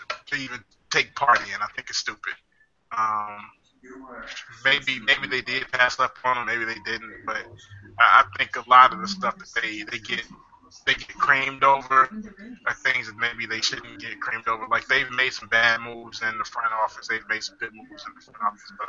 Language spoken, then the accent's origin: English; Chicago, Illinois, United States; we're from Chicago